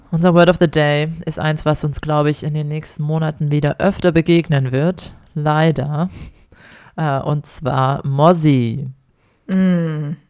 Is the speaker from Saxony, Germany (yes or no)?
yes; Ore Mountains, Saxony, Germany; moved away as an adult; now in Australia; ich komme ja aus dem Erzgebirge, aus dem Weihnachtsland